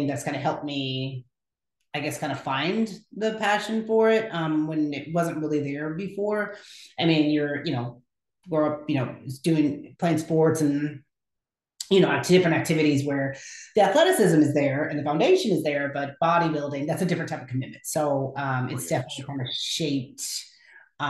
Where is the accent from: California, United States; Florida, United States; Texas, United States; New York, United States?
Texas, United States; Houston; also born or lived in Lubbock, Texas; now in Dallas, United States; I'm from Houston originally